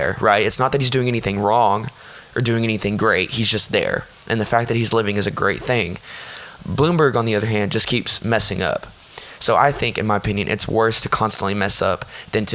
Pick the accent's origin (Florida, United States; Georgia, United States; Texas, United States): Texas, United States; in Texas, my state, my home state, Texas